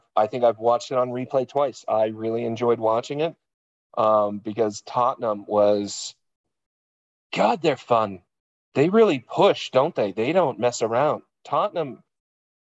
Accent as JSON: {"language": "English", "region": "East Coast", "country": "United States", "moved": "yes", "said": "I'm from the East Coast"}